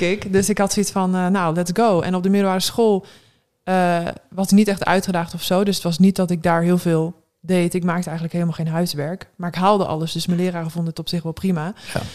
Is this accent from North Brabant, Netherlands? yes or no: no; Westerbork, Drenthe, Netherlands; moved away as an adult; also born or lived in Eindhoven / Gelderland / Assen / Norway; now in Groningen, Netherlands; ik ben sinds groep drie woon ik in Westerbork